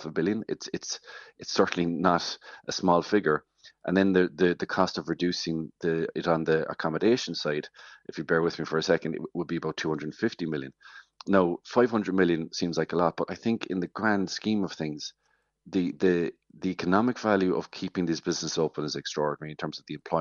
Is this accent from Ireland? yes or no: yes; West Cork, Munster, Ireland; I'm from West Cork and tourism is everything. You know, it's such a big part of what we do down here